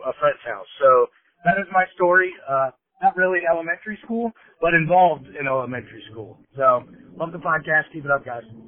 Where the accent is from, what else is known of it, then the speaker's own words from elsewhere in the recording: Fairfield, United States; I grew up in Fairfield